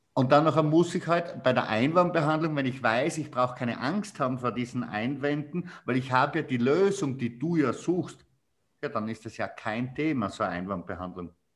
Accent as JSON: {"language": "German", "region": "Styria", "country": "Austria", "accent": "Styrian", "said": "bei mir merkt man extrem den Dialekt als Steirer"}